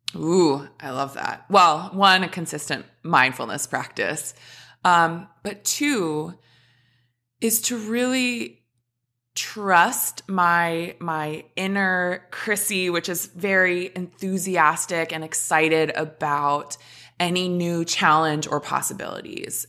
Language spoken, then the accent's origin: English; Minnesota, United States; So I was born in Minnesota, grew up, was, played all the sports under the sun